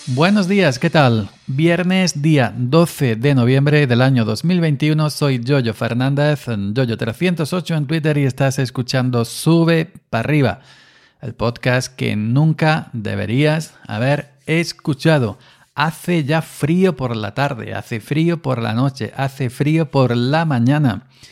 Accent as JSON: {"language": "Spanish", "region": "Andalusia", "country": "Spain", "said": "parece más andaluz que yo"}